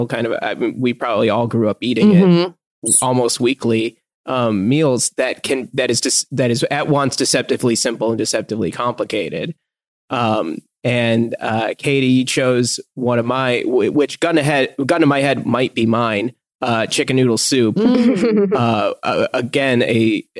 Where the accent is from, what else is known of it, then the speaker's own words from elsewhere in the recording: Michigan, United States; I'm from Michigan. So we got that Midwest, you know, meat and potatoes dinner.